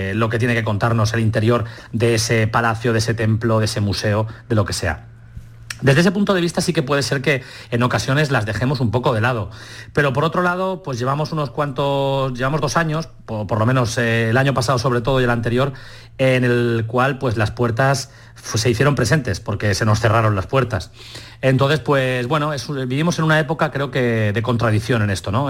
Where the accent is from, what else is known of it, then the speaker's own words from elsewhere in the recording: Albacete, Castilla-La Mancha, Spain; moved away as an adult; now in Valencia, Spain; Yo ahora estoy en Valencia, me he trasladado a Valencia, pero bueno, yo soy de Albacete